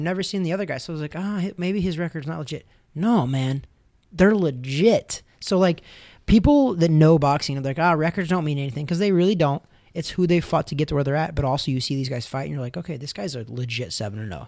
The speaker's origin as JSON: {"language": "English", "country": "United States", "said": "I'm an American"}